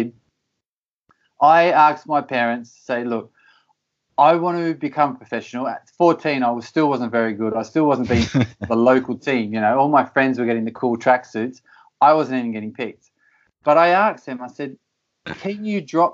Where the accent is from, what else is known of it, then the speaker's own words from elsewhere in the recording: Australia; moved away as an adult; also born or lived in United States / Belgium / United Kingdom; I grew up in Australia and I always wanted to be a professional soccer player. And I left home at 16, a very young age, to pursue the goal of playing professional soccer. I grew up in a small little country town